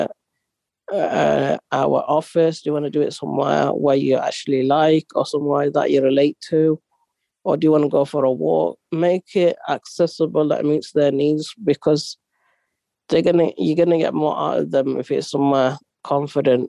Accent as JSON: {"language": "English", "country": "Yemen", "moved": "yes", "said": "I'm Arab, I'm from Yemen, I'm not a Pakistani"}